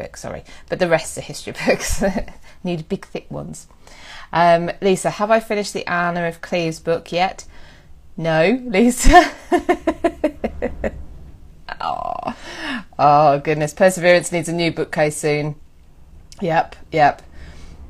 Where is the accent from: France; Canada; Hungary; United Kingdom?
United Kingdom; West Midlands; I was from the West Midlands where I was born